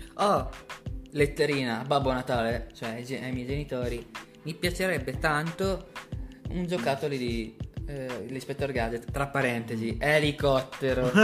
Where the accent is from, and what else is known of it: Milan, Lombardy, Italy; born or raised there